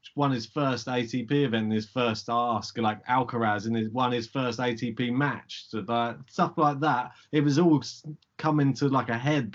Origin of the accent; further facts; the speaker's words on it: United Kingdom; we're British